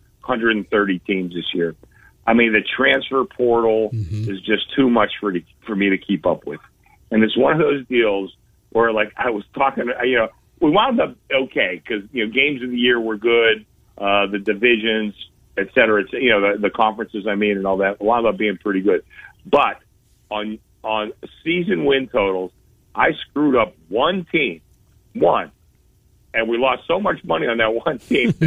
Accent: Pittsburgh, Pennsylvania, United States; now in Las Vegas, United States; I grew up in Pittsburgh

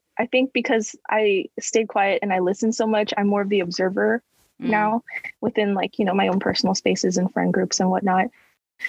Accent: Los Angeles, California, United States; I grew up, I was born and raised in Los Angeles

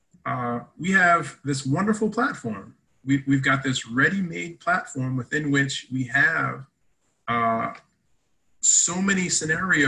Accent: Canada; I'm Canadian

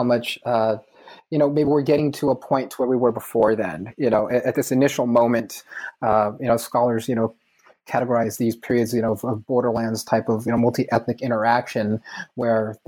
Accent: California, United States; my own lifetime in California

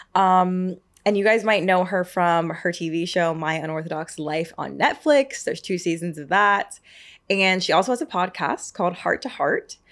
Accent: Marietta, Georgia, United States; I'm from Marietta

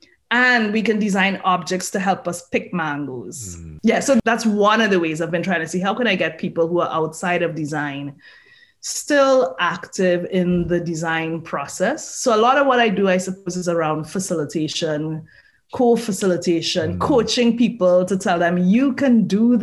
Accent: Trinidad & Tobago; moved away; I'm from Trinidad. So I'm Trinidadian.

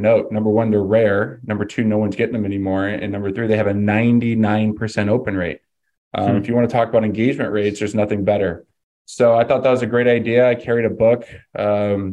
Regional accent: California, United States; moved away as an adult; now in Phoenix, United States; I'm actually from California. I got an athletic scholarship to come to Arizona

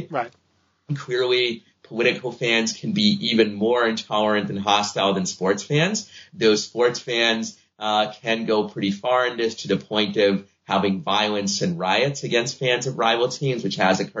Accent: Boston, Massachusetts, United States; I'm a Red Sox fan because I grew up in Boston

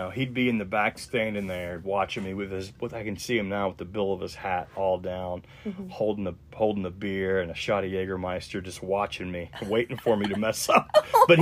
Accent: Charleston, West Virginia, United States; moved away; also born or lived in Huntington, West Virginia; I'm originally from Charleston, West Virginia. It's a very small town on the outskirts of Charleston

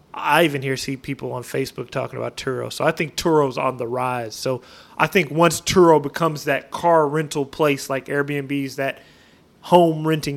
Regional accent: Northwest, United States; Like people are flipping out in Texas, but I'm from the Northwest. We have earthquakes.

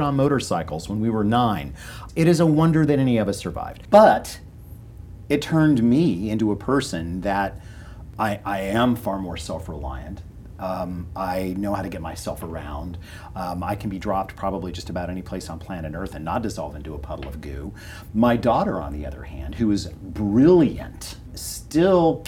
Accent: North Georgia, United States; also born or lived in Los Angeles, California; although I was born in Los Angeles, my parents very early moved back to North Georgia, where they were from, when I was only 7

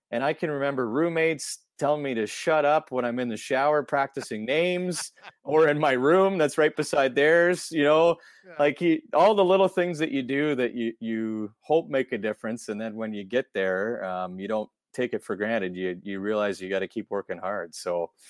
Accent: Ontario, Canada; growing up in Ontario

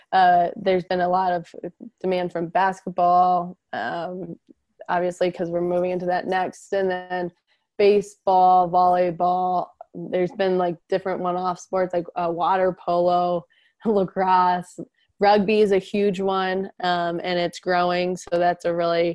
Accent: Ann Arbor, Michigan, United States; I grew up in Ann Arbor

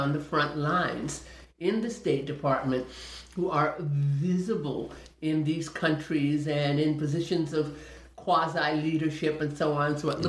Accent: Indonesia; born there; And now I'm 63, so that's all, that goes all the way back to like 1957, even before then, because I was born in Indonesia.

